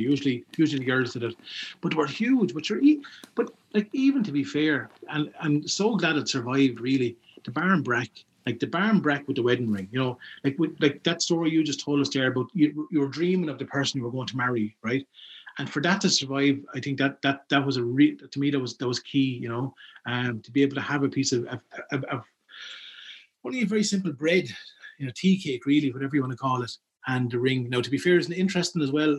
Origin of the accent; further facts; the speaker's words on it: Ballygarrett, Leinster, Ireland; growing up in Ballygarrett